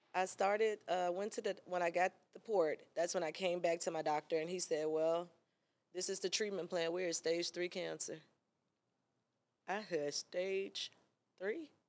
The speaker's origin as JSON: {"language": "English", "town": "Memphis", "region": "Tennessee", "country": "United States", "moved": "as an adult", "lives_now": "Atlanta, United States", "said": "I'm from Memphis, girl. I was hot there"}